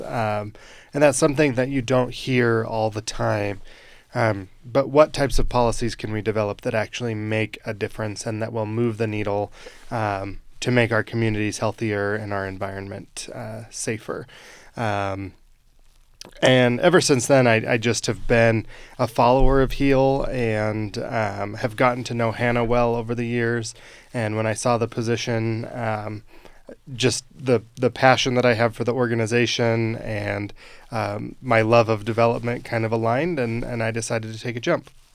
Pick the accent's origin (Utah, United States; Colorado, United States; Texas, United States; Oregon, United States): Utah, United States; Western Weber County; I grew up in Western Weber County